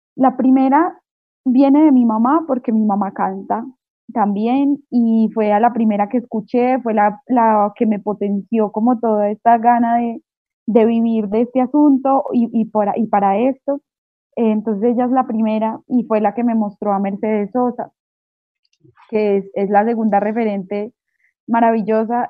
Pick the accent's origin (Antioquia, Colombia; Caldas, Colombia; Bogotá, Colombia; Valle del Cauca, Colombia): Caldas, Colombia; Manizales; also born or lived in Mexico City, Mexico; now in Bogotá, Colombia; Yo soy de Manizales, que es una ciudad pequeñita